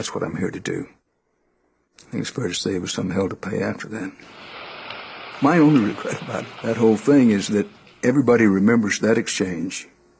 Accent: Houston, Texas, United States; in Houston, it's my hometown

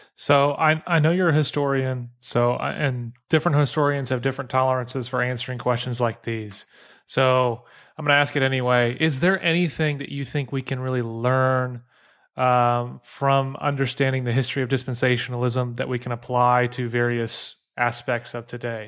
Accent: southern Illinois, United States; moved away; I grew up in Illinois, uh, southern Illinois

